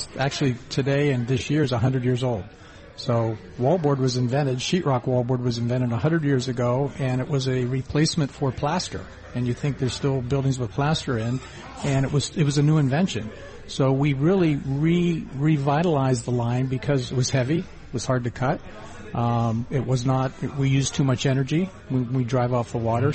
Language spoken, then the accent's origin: English; Ohio, United States; moved away as an adult; also born or lived in western Pennsylvania; I grew up in Ohio and western Pennsylvania area and drove out west